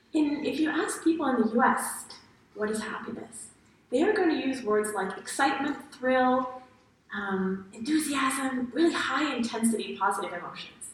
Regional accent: Paris, Île-de-France, France; moved away as an adult; also born or lived in United States / China; I grew up in Paris, France

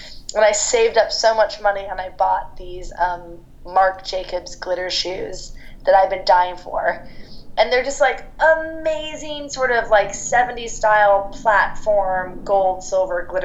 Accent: London, United Kingdom; one of my best friends from growing up in London

